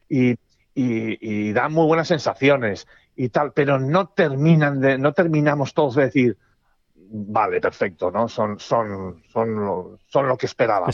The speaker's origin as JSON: {"language": "Spanish", "country": "Spain", "said": "somos españoles"}